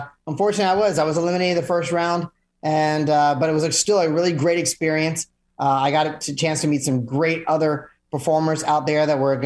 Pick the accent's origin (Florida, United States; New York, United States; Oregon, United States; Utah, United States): Florida, United States; Orlando; now in Melbourne, United States; I was actually born and raised in Orlando